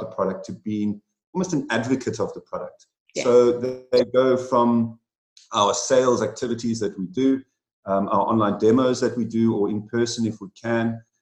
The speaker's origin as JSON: {"language": "English", "country": "South Africa", "also_born_or_lived": "United Kingdom", "said": "about five years ago, I returned back to my home country, South Africa"}